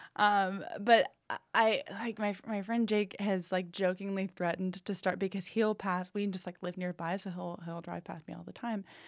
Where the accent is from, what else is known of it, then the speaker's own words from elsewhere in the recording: New England, United States; I'm from New England